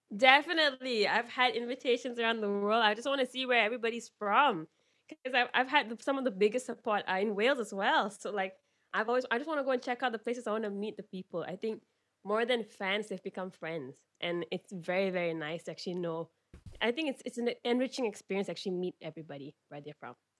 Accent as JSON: {"language": "English", "country": "Malaysia", "said": "I'm from Malaysia"}